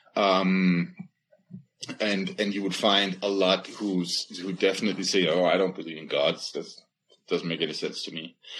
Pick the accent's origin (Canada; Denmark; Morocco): Denmark; now in United States; I'm from Jutland, right? That's where I was born